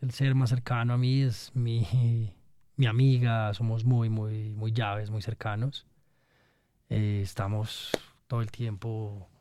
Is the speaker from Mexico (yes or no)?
no; Armenia, Quindío, Colombia; moved away as an adult; also born or lived in Germany; yo nací en Armenia